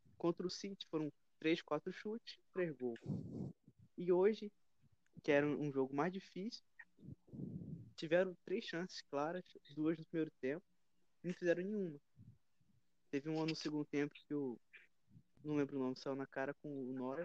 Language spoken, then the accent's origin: Portuguese; Brazil; como brasileiro